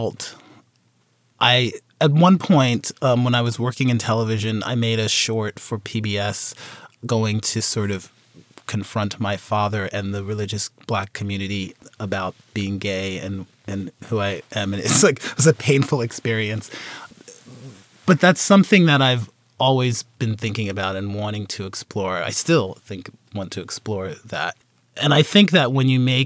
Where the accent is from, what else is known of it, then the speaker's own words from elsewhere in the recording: Philadelphia, Pennsylvania, United States; also born or lived in South Carolina; I grew up in Philadelphia